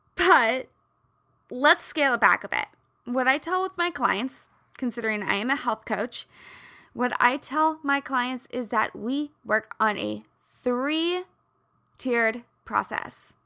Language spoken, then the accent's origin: English; Midwest, United States; I grew up in the Midwest